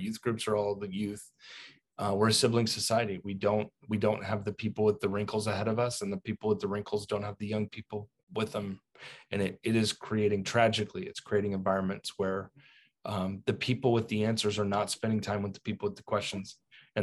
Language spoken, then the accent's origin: English; United States; As an American